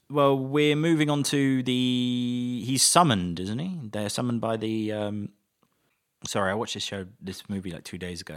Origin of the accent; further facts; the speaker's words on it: England, United Kingdom; as an Englishman